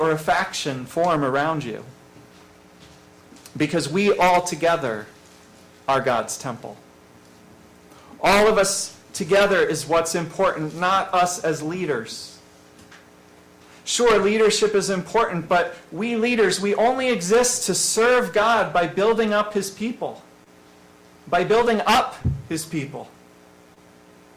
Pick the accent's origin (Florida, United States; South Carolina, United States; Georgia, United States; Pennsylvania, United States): Pennsylvania, United States; farm country near Scranton; now in Westchester County, United States; the country, in farm country, and about 30 minutes from us was Scranton, the closest decent-sized city